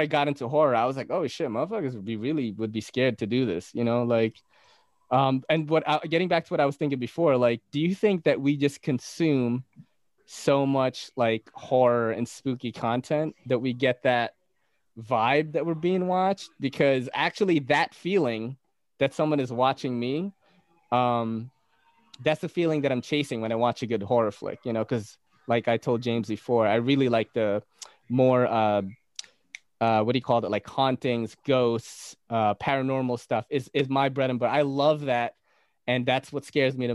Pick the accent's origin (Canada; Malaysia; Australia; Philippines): Philippines; Naga, Bicol Region; moved away; I came from the Philippines. From a region known as Bicol. I was born in Naga City